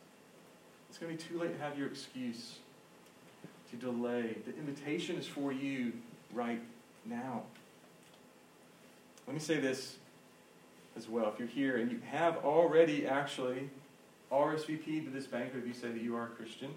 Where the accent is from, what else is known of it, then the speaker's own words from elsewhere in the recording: Georgia, United States; I'm from Georgia